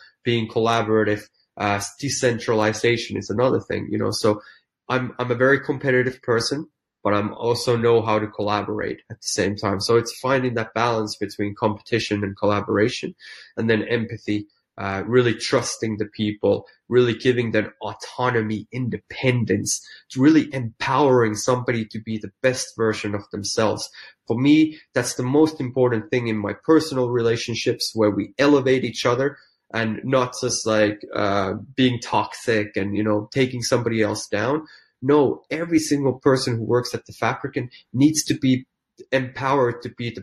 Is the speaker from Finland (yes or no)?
yes; Finland; English is a second language; moved away as an adult; also born or lived in London / New York; I'm a small town Finnish boy, but I left Finland back in 1995